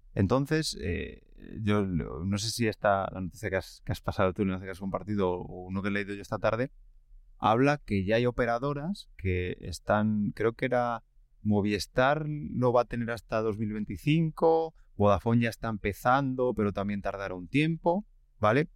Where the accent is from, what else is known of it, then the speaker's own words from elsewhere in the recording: village near La Camperona, Castile and León, Spain; mi pueblo, lo he desvelado, estaba hablando de un pueblo ficticio en mi pueblo, eh, no tiene cobertura, pero tiene antenas